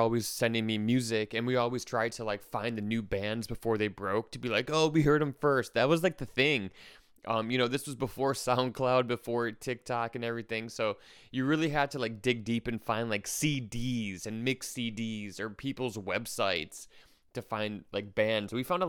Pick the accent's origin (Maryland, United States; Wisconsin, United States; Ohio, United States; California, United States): Wisconsin, United States; born there; now in New York, United States; I was born in Wisconsin, so I'm coming to you from Milwaukee at the time. And then when I moved to New York